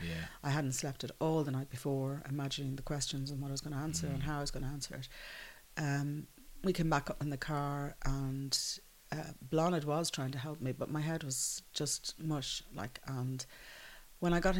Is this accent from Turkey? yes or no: no; Dublin, Leinster, Ireland; also born or lived in London; growing up in the Phoenix Park